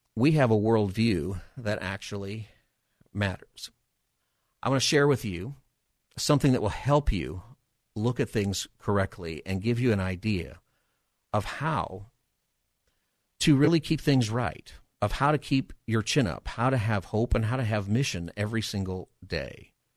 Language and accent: English; Palmdale, California, United States; also born or lived in Los Angeles area; now in San Diego, United States; I have grown up in Southern California. I grew up in Palmdale.